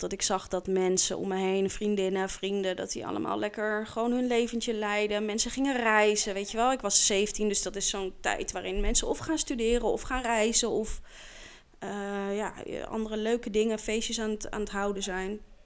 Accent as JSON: {"language": "Dutch", "town": "The Hague", "region": "South Holland", "country": "Netherlands", "tie": "born or raised there", "also_born_or_lived": "Scheveningen", "said": "ik kom uit Den Haag. Oorspronkelijk ben ik geboren"}